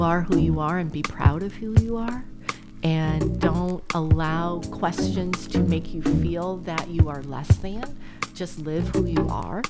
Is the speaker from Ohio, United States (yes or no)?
no; New Orleans, Louisiana, United States; I'm from New Orleans.